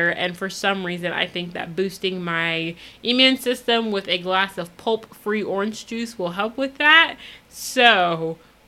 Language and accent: English; United States; being an American